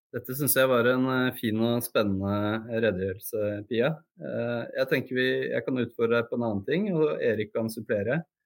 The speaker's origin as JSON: {"language": "Norwegian", "country": "Norway", "said": "Og jeg ble jo da som nordmann utskjelt"}